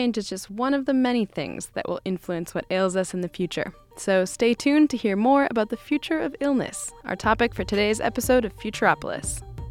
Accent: Wisconsin, United States; When I was growing up in Wisconsin in the 90s

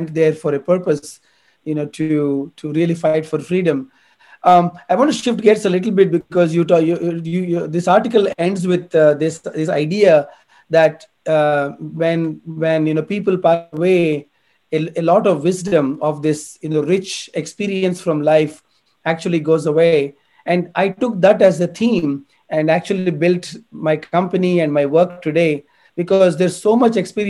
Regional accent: India; moved away; I come from India

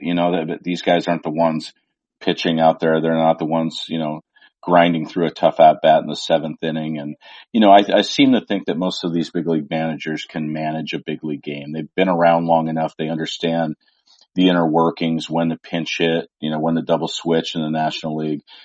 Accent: the Northwest, Pacific Northwest, United States; someone who grew up in the Northwest

